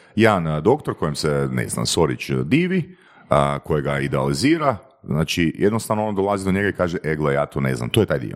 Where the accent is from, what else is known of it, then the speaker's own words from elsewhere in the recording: Varaždin, Varaždin County, Croatia; ja sam iz Varaždina